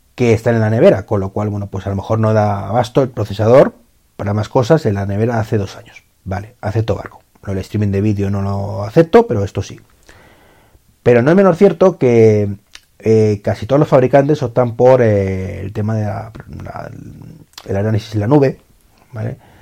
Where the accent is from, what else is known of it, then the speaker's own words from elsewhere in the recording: Spain; en mi país